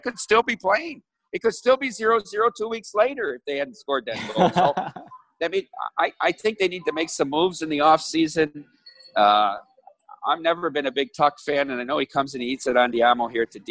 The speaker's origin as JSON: {"language": "English", "town": "Dubuque", "region": "Iowa", "country": "United States", "tie": "born or raised there", "moved": "as an adult", "said": "my hometown, Dubuque, Iowa"}